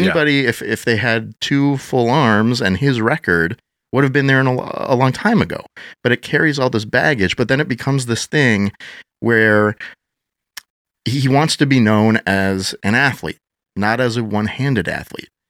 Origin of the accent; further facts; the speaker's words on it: Madison, Wisconsin, United States; I grew up, uh, born and raised in Wisconsin, Madison area